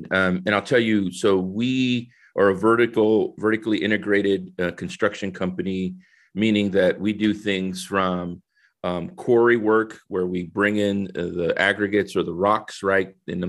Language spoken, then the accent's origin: English; San Salvador, El Salvador; moved away; I think originally I'm from San Salvador, El Salvador, right? Came in 1969 to New Orleans.